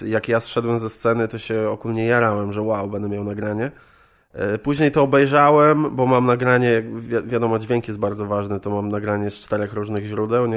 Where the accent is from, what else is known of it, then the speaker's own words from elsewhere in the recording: Żagań, Lubusz Voivodeship, Poland; moved away as an adult; now in Wrocław, Poland; Pochodzę z Żagania, to mhm. jest woj, e, województwo lubuskie, niedaleko Zielonej Góry w sumie. E, no i tam mieszkałem do 19 roku życia. Tam, tam jakby chodziłem do szkoły, wychowywałem się